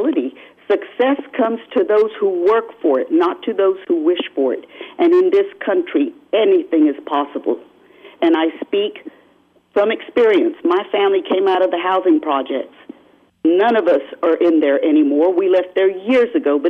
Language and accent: English; San Antonio, Texas, United States; I'm from San Antonio, Bexar County